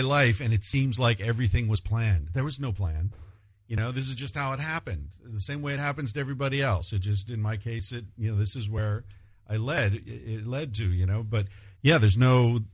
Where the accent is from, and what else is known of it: United States; moved away